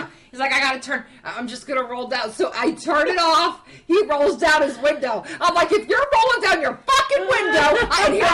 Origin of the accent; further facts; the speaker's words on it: North Carolina, United States; I'm from North Carolina